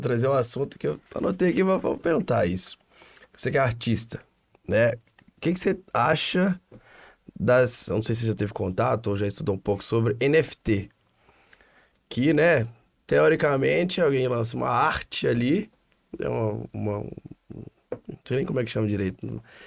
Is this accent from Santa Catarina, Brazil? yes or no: no; Divinópolis, Minas Gerais, Brazil; now in Belo Horizonte, Brazil; A gente é de Divinópolis, interior de Minas